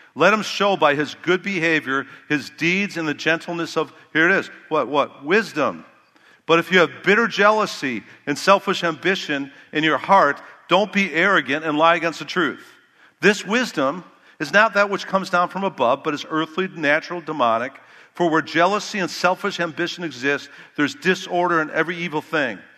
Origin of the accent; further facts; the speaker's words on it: Chicago, Illinois, United States; I grew up in Chicago